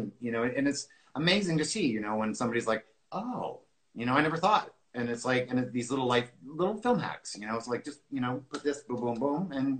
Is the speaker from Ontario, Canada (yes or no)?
yes; Toronto, Ontario, Canada; I grew up in Toronto.